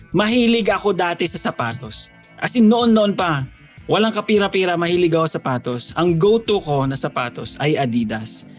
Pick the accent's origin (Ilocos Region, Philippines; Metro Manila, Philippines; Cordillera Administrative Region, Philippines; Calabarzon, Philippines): Calabarzon, Philippines; Batangas; taga Batangas ako, probinsya